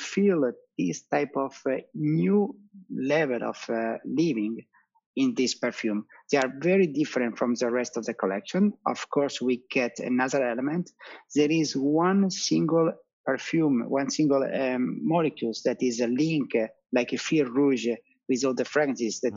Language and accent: English; Italy; we are Italian, you know, very very superstitious.